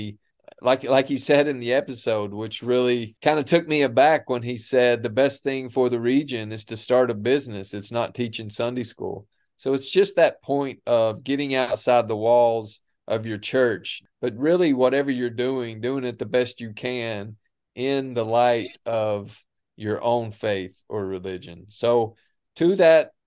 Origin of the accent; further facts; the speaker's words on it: Appalachia, United States; moved away as an adult; the way we grew up in the Bible Belt, of how we grew up